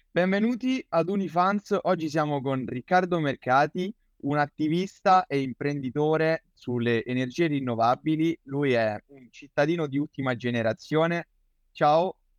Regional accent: Rome, Lazio, Italy; sono di Roma.

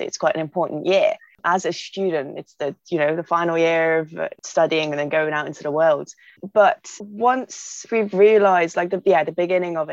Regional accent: Hungary; now in Bristol, United Kingdom; I'm originally from Hungary, but moved to England to kind of help me have a better future

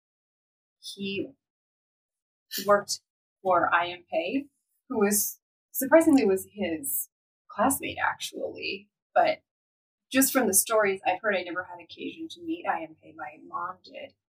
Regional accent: Denver, Colorado, United States; I was born in Denver. I grew up there. I'm a Coloradan through and through.

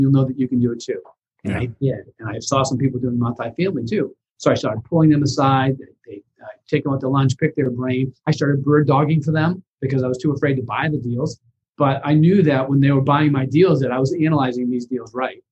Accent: Boston, Massachusetts, United States; I come from a lower middle class family, blue collar family in Boston.

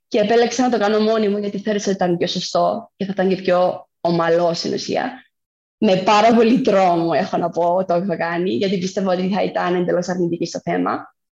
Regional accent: Cyprus; also born or lived in Athens; είμαι από Κύπρο.

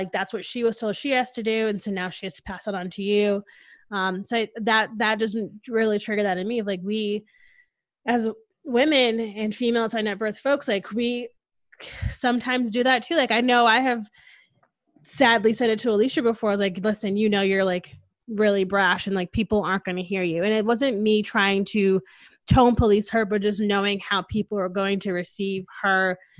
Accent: Connecticut, United States; now in Texas, United States; Like I stopped using my accent like after like 6 months of being here. So like, if you don't know me, you don't really know I'm from Connecticut. I don't sound like it anymore.

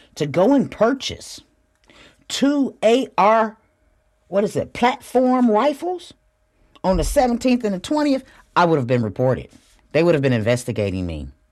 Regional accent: Flint, Michigan, United States; moved away as an adult; also born or lived in Houston, Texas; I'm from Flint, Michigan.

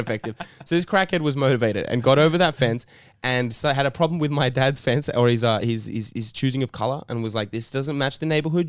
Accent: Sydney, New South Wales, Australia; we grew up in Redfern right when it was the it was the worst

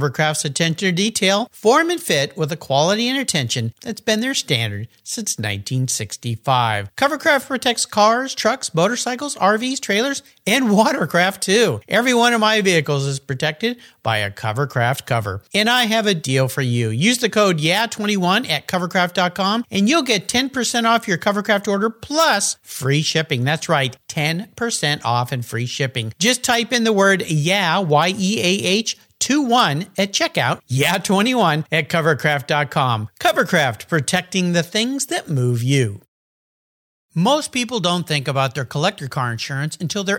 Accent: San Diego, California, United States; that's where I met my wife because I grew up in San Diego

